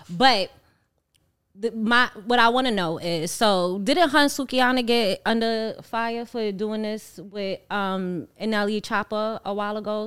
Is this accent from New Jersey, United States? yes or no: no; New York City, New York, United States; Growing up in Harlem